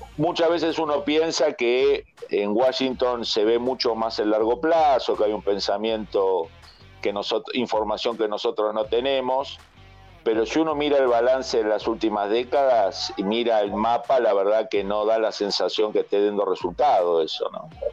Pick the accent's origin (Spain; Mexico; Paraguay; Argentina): Argentina; los que somos originarios de la Argentina